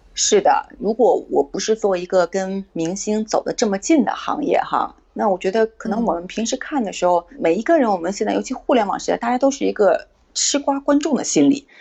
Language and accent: Chinese; China; 我们作为中国人